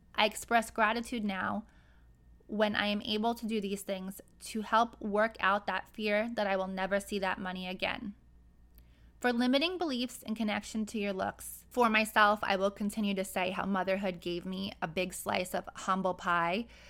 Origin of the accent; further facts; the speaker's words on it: New York City, New York, United States; I grew up in Brooklyn, New York, and until I was 16, I lived on the outskirts of a very wealthy neighborhood